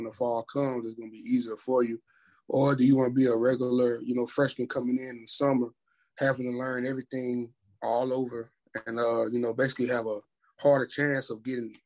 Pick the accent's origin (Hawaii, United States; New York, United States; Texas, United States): Texas, United States; Orange; I grew up in Orange, Texas, aka the Fruit City